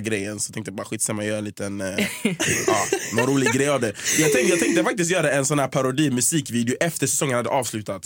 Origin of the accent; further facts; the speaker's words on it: Gothenburg, Västra Götaland, Sweden; moved away as an adult; also born or lived in United States / Stockholm; Jag är från Göteborg, jag växte upp i Hisingen, så flyttade jag till Angered